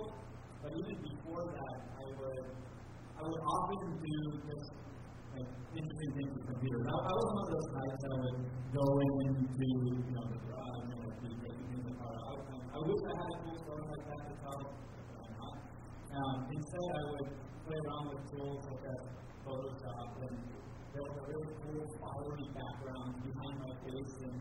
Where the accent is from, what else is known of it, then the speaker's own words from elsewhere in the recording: Japan; moved away as an adult; also born or lived in United States; I was born and raised in Japan, so I did an international school education, and then eventually went to college in the U.S.